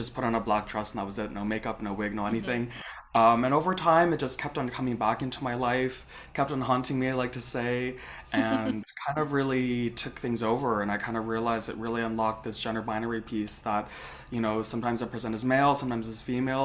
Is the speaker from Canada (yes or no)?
yes; Canada; I'm Chinese Canadian